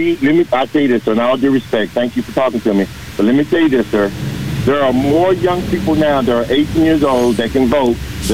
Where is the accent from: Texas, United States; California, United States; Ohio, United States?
Texas, United States; Dallas; I was raised up in Rosa Home Project off of House.